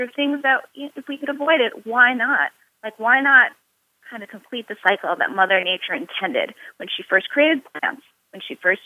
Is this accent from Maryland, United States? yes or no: no; New York City, New York, United States; I was born in New York City